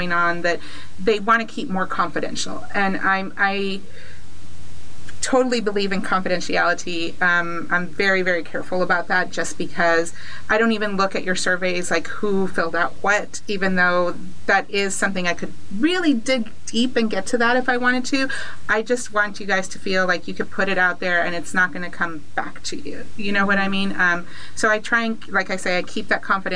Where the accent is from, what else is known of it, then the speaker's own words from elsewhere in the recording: McAllen, Texas, United States; I was born here in McAllen, moved away for a little bit, came back, and obviously came back again